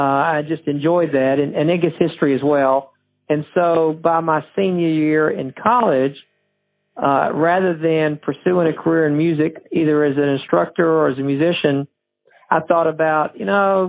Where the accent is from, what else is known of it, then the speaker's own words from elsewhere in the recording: Georgia, United States; moved away as an adult; also born or lived in South Mississippi / Mississippi; now in Nashville, United States; I was born in South Mississippi. Grew up in Georgia, and then went to a school in Mississippi. Moved to Nashville in 1983